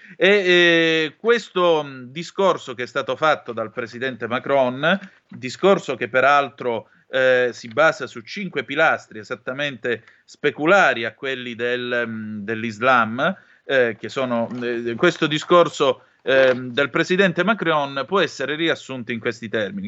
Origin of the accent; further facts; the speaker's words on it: Vibo Valentia, Calabria, Italy; io sono calabrese di Vibo Valencia